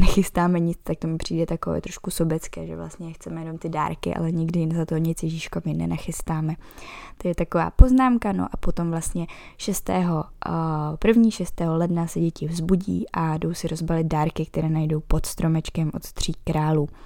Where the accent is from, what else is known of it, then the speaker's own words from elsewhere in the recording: Bohemia, Czechia; u nás v Čechách